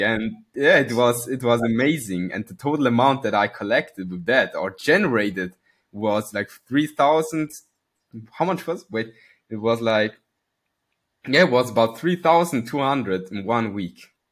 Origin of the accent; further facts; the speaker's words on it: Switzerland; I come from Switzerland. Born and raised